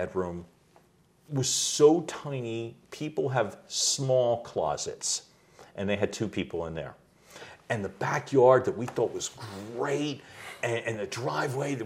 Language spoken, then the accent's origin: English; Philadelphia, Pennsylvania, United States; I grew up in Northeast Philly